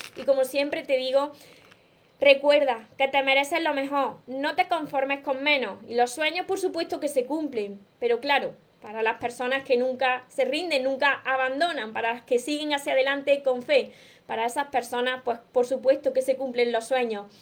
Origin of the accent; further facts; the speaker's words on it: Córdoba, Andalusia, Spain; yo soy de Córdoba, España